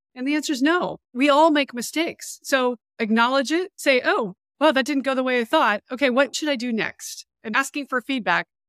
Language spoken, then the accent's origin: English; Montana, United States; moved away as an adult; also born or lived in San Diego / Virginia / Europe; I grew up in Montana